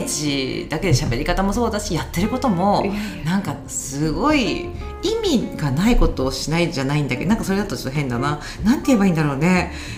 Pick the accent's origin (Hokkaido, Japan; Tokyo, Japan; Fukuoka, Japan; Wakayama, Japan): Tokyo, Japan; 私本当東京出身だからもうそういう帰る場所みたいなのがないんだよね